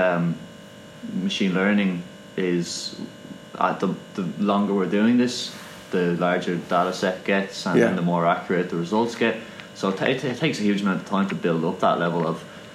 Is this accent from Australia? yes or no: no; County Kildare, Ireland; I'm from Kildare, so yeah. I'm from horse country